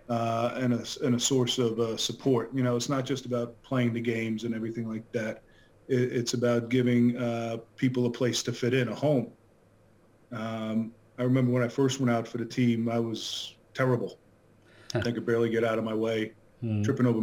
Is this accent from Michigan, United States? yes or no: no; Long Island, New York, United States; moved away as an adult; also born or lived in Bronx, New York City; now in Weston, Connecticut, United States; I grew up on Long Island, New York, which is not too far away